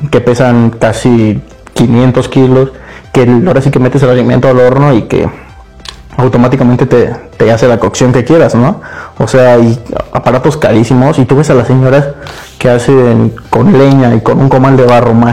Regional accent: Mexico; como mexicano pues la verdad volteas a ver, ¿no?

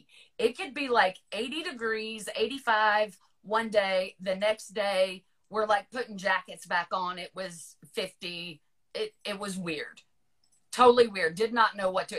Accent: Virginia, United States; moved away; I will always consider Virginia my home, but I grew up about 45 miles south of DC

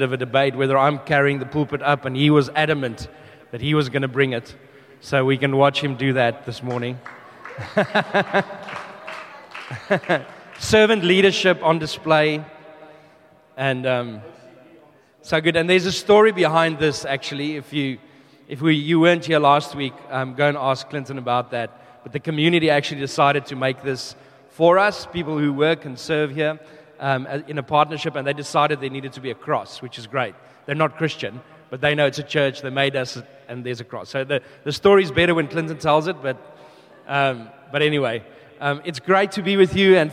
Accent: South Africa; also born or lived in United Kingdom / New Zealand / Melbourne, Australia; now in Brisbane, Australia; we are originally from South Africa. We moved to the UK, New Zealand, Melbourne, and now we are here in Brisbane

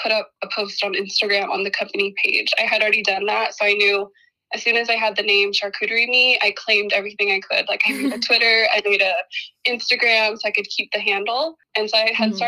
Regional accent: Portland, United States; I was born and raised in Portland

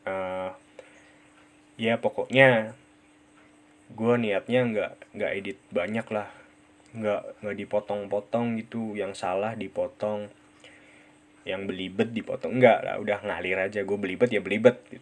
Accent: Central Java, Indonesia; accent: medok; gue ya gini rada medok karena gue tinggal di Purwokerto. Purwokerto ada di Jawa, Jawanya Jawa Tengah.

